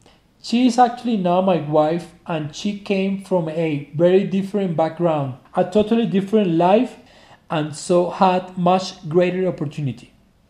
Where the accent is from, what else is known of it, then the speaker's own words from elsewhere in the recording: Jinotega, Nicaragua; born there; I'm 42 years old and I was born on El Volcán Yali in Nicaragua. I'm from the coffee growing family.